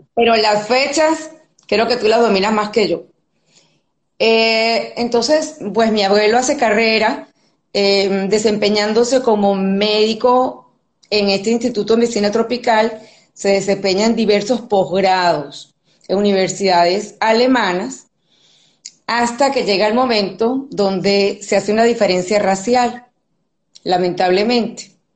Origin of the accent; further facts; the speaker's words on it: Venezuela; moved away as an adult; now in Spain; Me considero una venezolana de pura cepa, de corazón, hija de inmigrantes europeos